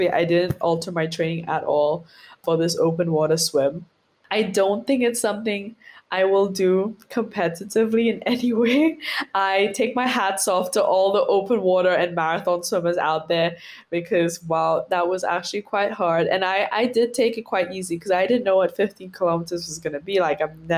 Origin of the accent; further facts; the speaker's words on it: Seychelles; two of our smaller islands here in the Seychelles